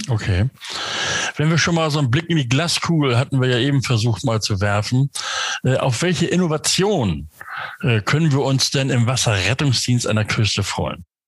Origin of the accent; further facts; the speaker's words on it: Northern Germany, Germany; Ich bin Norddeutscher, der sagt Sonnabend